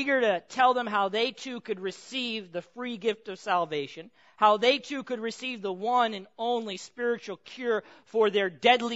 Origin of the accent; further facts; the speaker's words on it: Pomona, California, United States; I grew up in Pomona